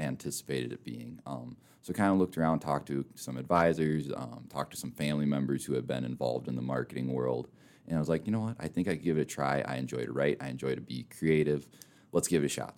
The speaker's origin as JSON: {"language": "English", "region": "Minnesota", "country": "United States", "tie": "born or raised there", "also_born_or_lived": "Mitchell, South Dakota", "moved": "yes", "lives_now": "Rapid City, United States", "said": "I grew up in Minnesota"}